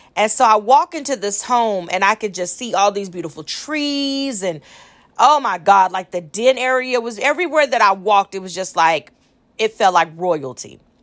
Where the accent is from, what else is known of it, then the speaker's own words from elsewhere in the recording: Austin, Texas, United States; I'm from Austin, Texas